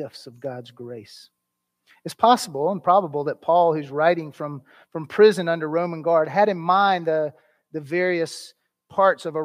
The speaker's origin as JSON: {"language": "English", "country": "United States", "said": "as American Christians"}